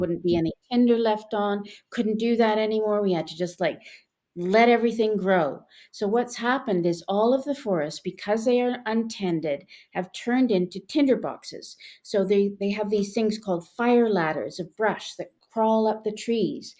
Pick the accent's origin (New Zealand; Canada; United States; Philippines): Canada; Westmount, Quebec; when I was growing up in Westmount